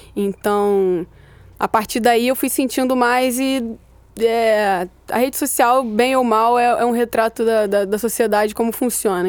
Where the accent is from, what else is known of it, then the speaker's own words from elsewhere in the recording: Rio de Janeiro, Brazil; eu sou do Meia